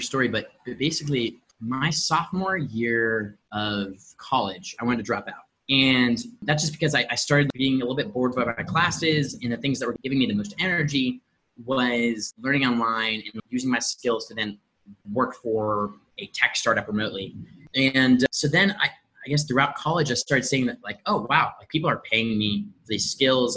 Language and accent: English; Indianapolis, Indiana, United States; also born or lived in Medellin, Colombia; born and raised in Indianapolis, Indiana